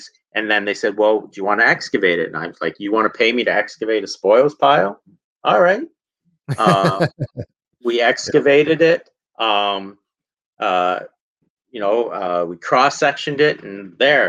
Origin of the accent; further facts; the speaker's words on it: Southern Ontario, Canada; I grew up in Southern Ontario, 20 minutes from the Serpent Mound Provincial Park